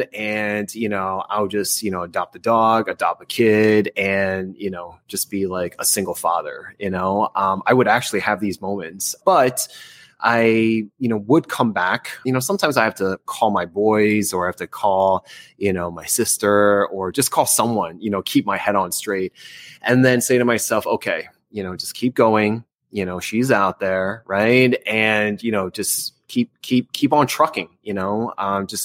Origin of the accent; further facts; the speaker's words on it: New Jersey, United States; moved away; I'm from New Jersey